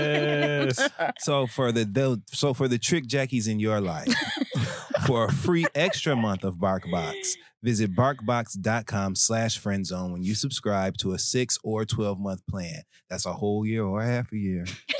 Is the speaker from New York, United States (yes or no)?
yes; New York, United States; dogs are a very important part of society, especially as a New Yorker.